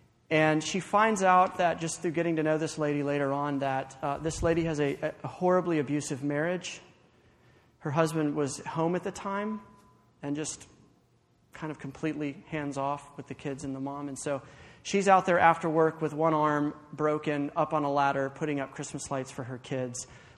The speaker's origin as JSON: {"language": "English", "town": "Watkinsville", "region": "Georgia", "country": "United States", "tie": "born or raised there", "said": "I grew up in Watkinsville. Of course, I came to UGA."}